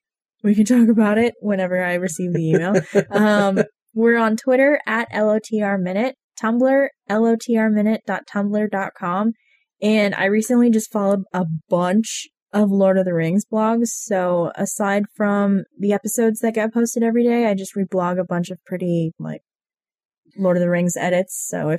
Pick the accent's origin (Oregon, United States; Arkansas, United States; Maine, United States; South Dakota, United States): Maine, United States; I mean, we're from Maine.